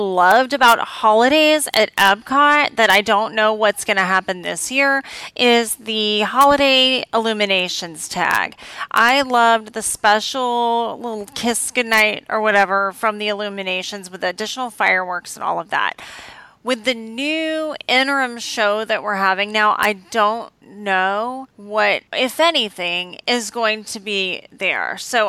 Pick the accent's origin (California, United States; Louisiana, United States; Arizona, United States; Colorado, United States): Louisiana, United States; I'm from Louisiana